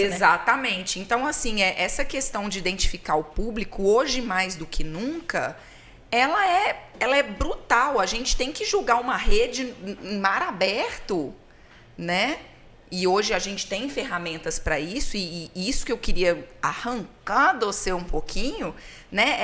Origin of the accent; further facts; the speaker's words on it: Minas Gerais, Brazil; eu sou de Minas